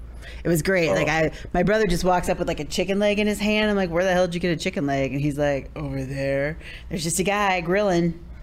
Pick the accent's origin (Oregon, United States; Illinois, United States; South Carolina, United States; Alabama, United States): Illinois, United States; Clinton County; also born or lived in Kirksville, Missouri / New York; I'm from Clinton County, Illinois.